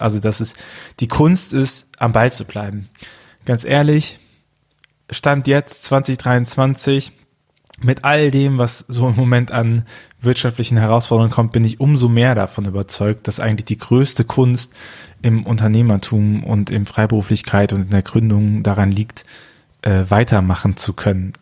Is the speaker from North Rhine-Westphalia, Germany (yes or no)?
yes; Archdiocese of Cologne, North Rhine-Westphalia, Germany; Ich komme auch aus dem Erzbistum Köln